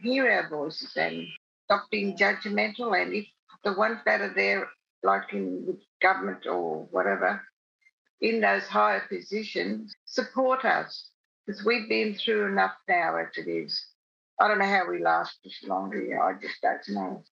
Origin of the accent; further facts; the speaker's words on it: Alice Springs, Northern Territory, Australia; I grew up in Alice Springs, born in Alice Springs